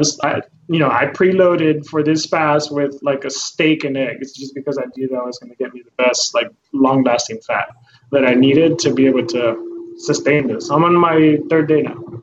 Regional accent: Eagle Pass, Texas, United States; also born or lived in Houston, Texas; I'm from Houston originally, and I was raised in Eagle Pass

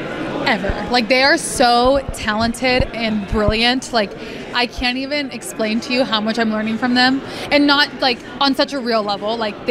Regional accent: California, United States; I'm from California

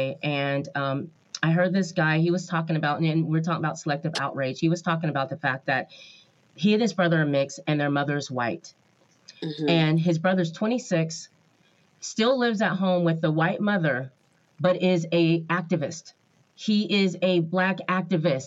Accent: Oregon, United States; now in California, United States; I'm from Oregon

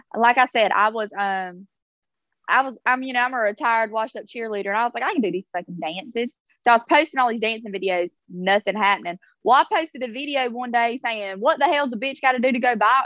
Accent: South Alabama, United States; growing up in South Alabama, I was allowed to stay the night with people

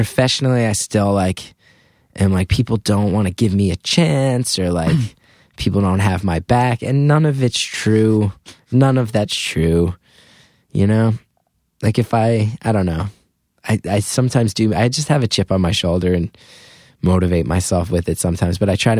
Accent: Northeast, United States; growing up in the Northeast, like, oh, like, Howard Stern was on the radio every day.

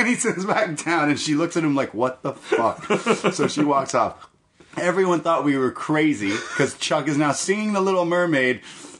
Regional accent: Toronto, Ontario, Canada; We're from Toronto

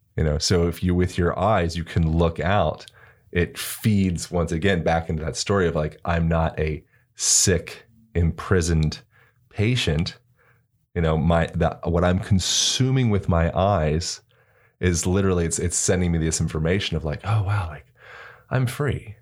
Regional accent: Pennsylvania, United States; growing up in Pennsylvania and, like, the East Coast

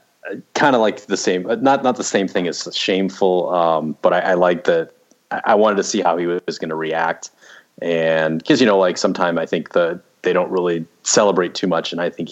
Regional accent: Scottsdale, Arizona, United States; Because Scottsdale's a hotbed of golfers, but, you know, we didn't have a ton of money growing up, so I wasn't golfing every weekend, so.

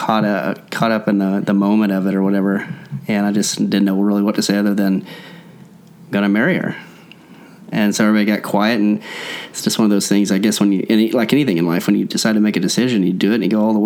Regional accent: Collinsville, Oklahoma, United States; We grew up in Collinsville, Oklahoma, both of us

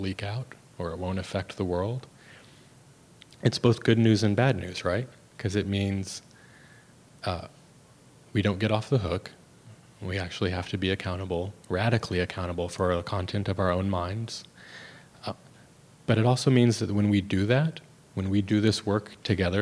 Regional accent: United States; I grew up in America.

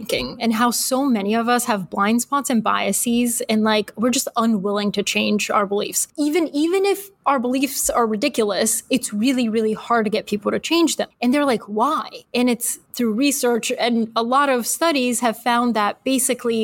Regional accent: Atlanta, Georgia, United States; moved away as an adult; also born or lived in Bulgaria; now in New York City, United States; We moved to Atlanta, Georgia, of all places, when I was 8. And then from Georgia, I moved to New York City as an adult.

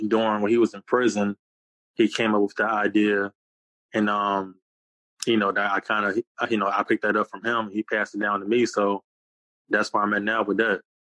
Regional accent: Newport News, Virginia, United States; also born or lived in Hampton, Virginia; born in Hampton, Virginia, raised in Newport News, and I currently live in Hampton now.

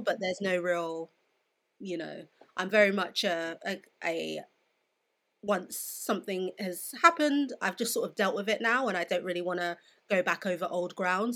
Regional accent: London, United Kingdom; I grew up in Southeast London, which is very diverse

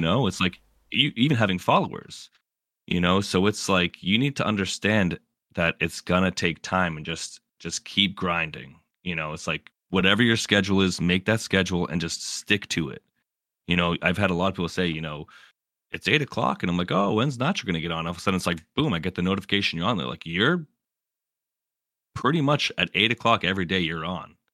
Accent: Massachusetts, United States; moved away as an adult; now in North Carolina, United States; I'm from Massachusetts

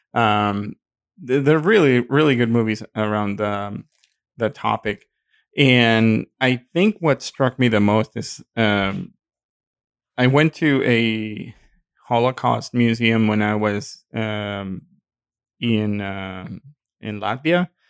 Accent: Mexico; accent: Mexican; my accent is showing. Excuse me, my Mexican is showing

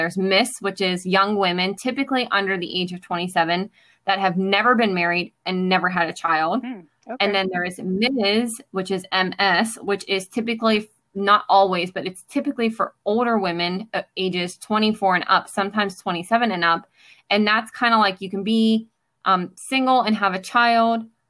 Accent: Pittsburgh, Pennsylvania, United States; I am born and raised in Pittsburgh, Pennsylvania.

